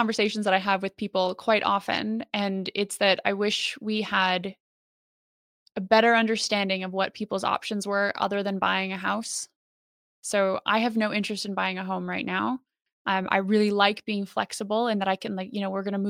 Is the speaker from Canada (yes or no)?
yes; Canada; moved away as an adult; now in United Kingdom; we're both Canadian, but I live in the UK now